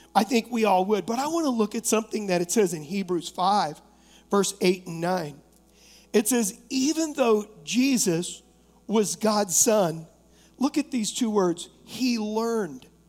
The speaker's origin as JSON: {"language": "English", "country": "United States", "said": "I am an American"}